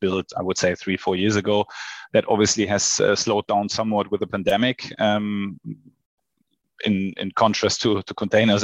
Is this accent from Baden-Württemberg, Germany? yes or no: no; Hamburg, Germany; also born or lived in Sydney / Shanghai; So I was born in Hamburg. I grew up in Hamburg. Now I live in Hamburg with my family